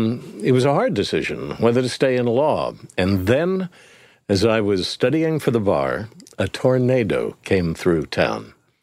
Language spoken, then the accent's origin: English; Independence, Kansas, United States; also born or lived in Florida; Well, my dad was in the Marines, so that's how I was born in Florida very early on. And he moved around, but he was from Kansas, so we wound up in Kansas, and there I was at Independence, Kansas, town of 10,000